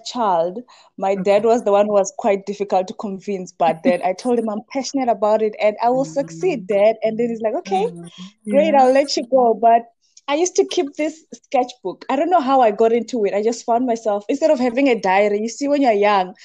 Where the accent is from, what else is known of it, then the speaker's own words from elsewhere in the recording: Venda, Limpopo, South Africa; moved away as an adult; also born or lived in Johannesburg; I grew up in Limpopo, Venda, and after I graduated high school, I moved to Johannesburg